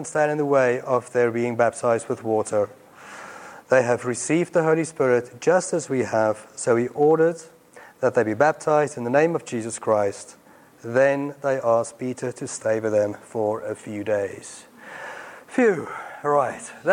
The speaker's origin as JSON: {"language": "English", "country": "South Africa", "tie": "born or raised there", "accent": "Afrikaans South African", "moved": "yes", "lives_now": "Watford, United Kingdom", "said": "I grew up in apartheid South Africa, as many of you know. My accent gives me away"}